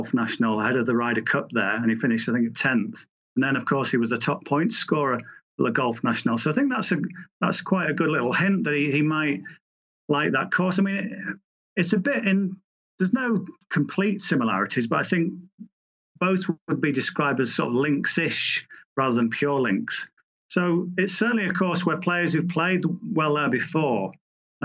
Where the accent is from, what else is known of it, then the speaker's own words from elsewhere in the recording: England, United Kingdom; as an Englishman